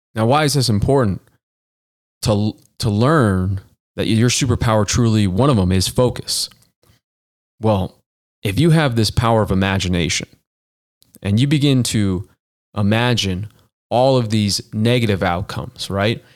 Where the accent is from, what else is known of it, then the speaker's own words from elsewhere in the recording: Boston, Massachusetts, United States; now in Denver, United States; I grew up in the Boston area